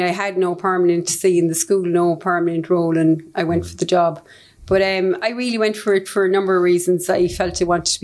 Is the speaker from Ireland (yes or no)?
yes; Cork, Munster, Ireland; I grew up in Blackpool, the heart of Blackpool